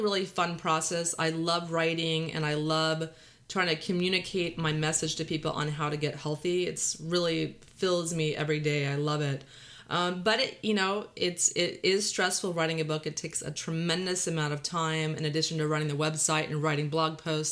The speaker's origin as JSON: {"language": "English", "region": "Texas", "country": "United States", "tie": "born or raised there", "accent": "Texas drawl; valley girl", "moved": "yes", "lives_now": "California, United States", "said": "we're both from Texas, so I'm grew up in Texas with this drawl"}